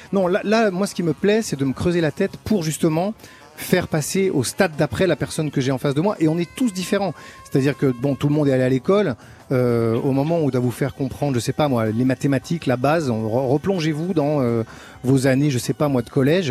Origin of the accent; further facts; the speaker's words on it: Chambéry, Auvergne-Rhône-Alpes, France; j'étais un peu d'une génération charnière parce que j'ai grandi à Chambéry